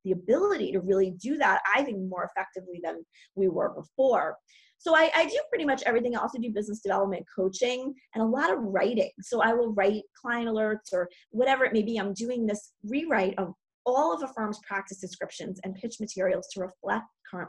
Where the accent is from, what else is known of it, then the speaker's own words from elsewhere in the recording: New York City, New York, United States; I live in New York City, which is a really weird place to be right now. I was born in New York, and I love living here.